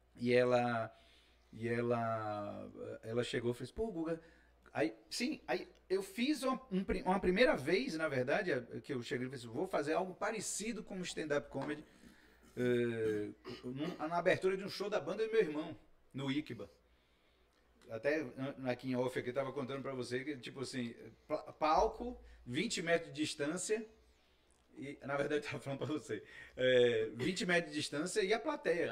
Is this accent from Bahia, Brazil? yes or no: yes; Salvador, Bahia, Brazil; não sou daqui não, sou de Salvador